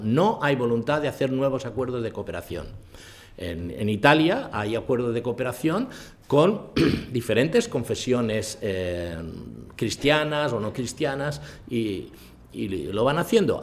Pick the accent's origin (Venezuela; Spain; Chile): Spain; yo, he nacido aquí